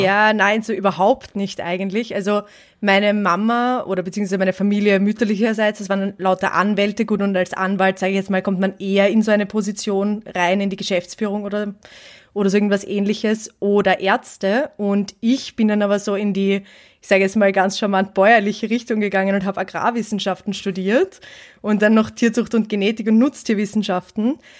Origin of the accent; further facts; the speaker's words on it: Vienna, Austria; ich komme aus Wien